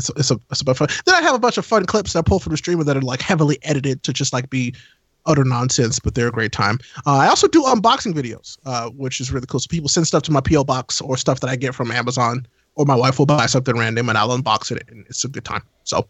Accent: Midwest, United States; Midwesterner, I'm still having internet problems.

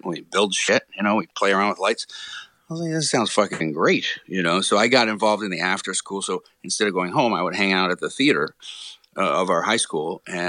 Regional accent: Rockville, Maryland, United States; moved away; also born or lived in Baltimore / Fort Meade / Cockeysville / Gaithersburg; after I was born in Baltimore, we actually bounced around all over Maryland and then ended up in Rockville

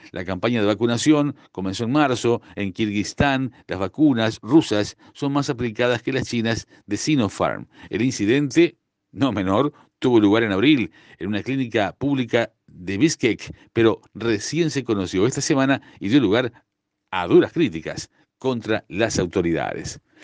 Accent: Uruguay

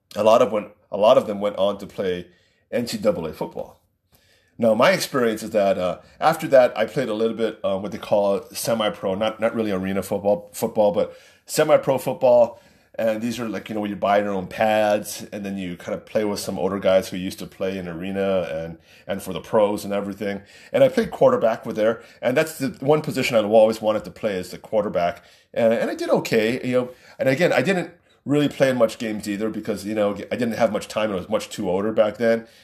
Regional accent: Waipahu, Hawaii, United States; I grew up in Waipahu

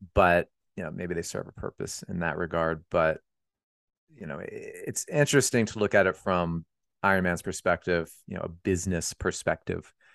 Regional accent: Pennsylvania, United States; I'm from Pennsylvania

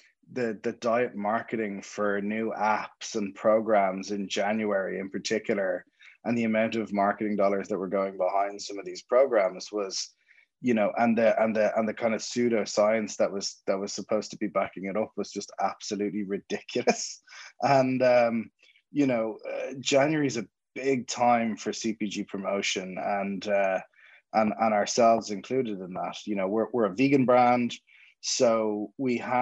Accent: Dublin, Leinster, Ireland; accent: Dublin; moved away as an adult; now in Jersey City, United States; My accent is not from Jersey City, it's from Dublin and Ireland

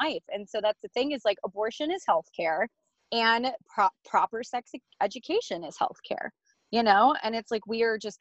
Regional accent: United States; I love being an American

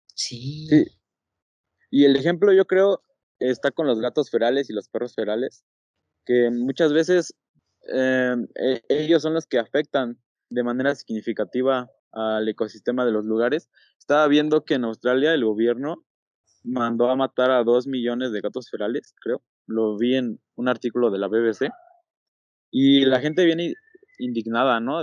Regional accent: State of Mexico, Mexico; soy del Estado de México

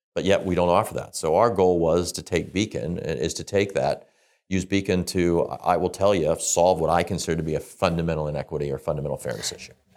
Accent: Midwest, United States; moved away as an adult; now in Canada; We grew up in the Midwest in the United States. I came to Canada

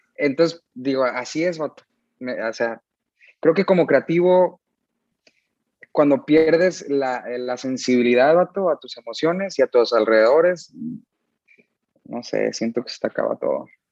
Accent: San Diego, California, United States; Crecí en San Diego, California.

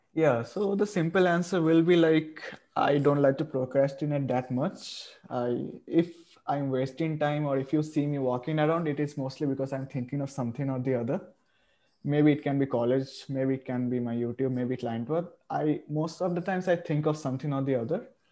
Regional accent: India; I am from India

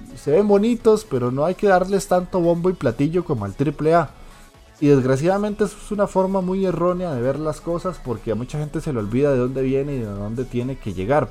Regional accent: Costa Rica; aquí en Costa Rica

